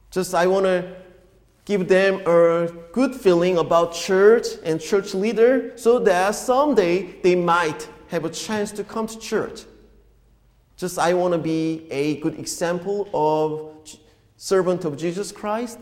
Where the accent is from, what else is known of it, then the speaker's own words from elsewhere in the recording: South Korea; moved away as an adult; the church, is where I grew up in Korea